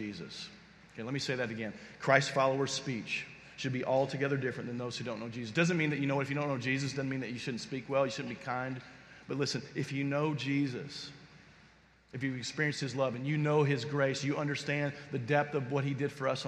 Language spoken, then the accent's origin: English; Kentucky, United States; I'm from Kentucky, and there's like horse farms everywhere in Lexington